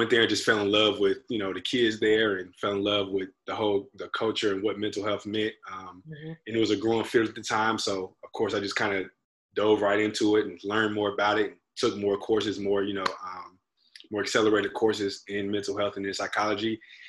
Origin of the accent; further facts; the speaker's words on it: Trotwood, Ohio, United States; moved away as an adult; also born or lived in Ashland, Ohio; now in Tennessee, United States; I was born and raised in the great city and state of Dayton, Ohio, a small city suburb of Dayton called Trotwood specifically.